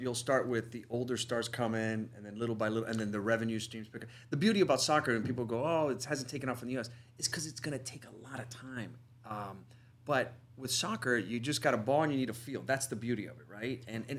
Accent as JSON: {"language": "English", "country": "United States", "said": "as an American sports fan"}